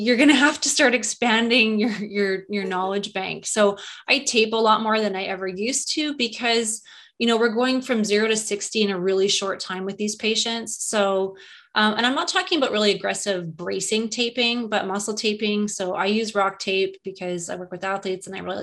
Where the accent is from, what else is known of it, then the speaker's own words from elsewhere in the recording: Winnipeg, Manitoba, Canada; moved away as an adult; also born or lived in Calgary, Canada; now in California, United States; I was born in central Canada in Winnipeg, and that's where I went to college and university.